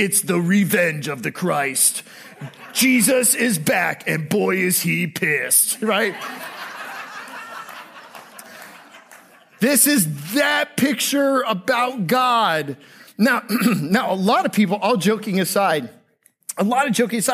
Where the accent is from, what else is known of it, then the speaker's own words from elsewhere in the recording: Tampa Bay area, Florida, United States; Growing up in the Tampa Bay area, I went to public high school